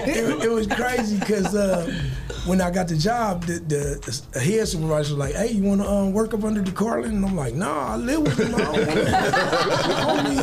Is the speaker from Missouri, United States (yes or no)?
no; Toledo, Ohio, United States; So, you know, I'm coming from Toledo where they hold the money to their ear and spread it out.